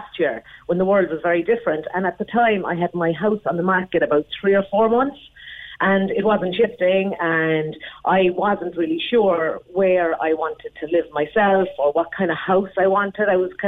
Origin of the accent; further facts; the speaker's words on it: Skibbereen, Munster, Ireland; moved away; also born or lived in Clonakilty; I'm from Skibbereen myself, left for many years, but came back, living in Clonakilty